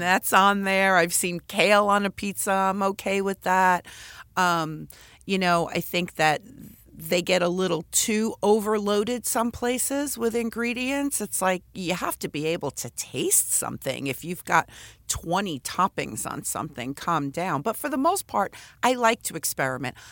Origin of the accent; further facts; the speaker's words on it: New York City, New York, United States; now in San Diego, United States; I grew up in the Bronx